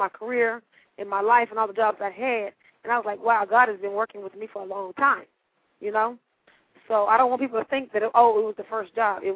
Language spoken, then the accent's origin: English; Dallas, Texas, United States; I have a 214 area code, I'm from Dallas, Texas